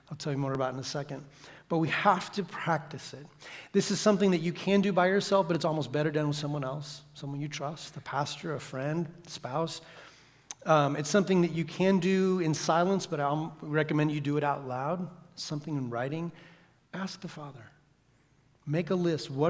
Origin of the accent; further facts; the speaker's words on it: Santiago, Santiago Metropolitan Region, Chile; we grew up in Santiago, Chile, in the big city, 4 million people. And we lived in the suburbs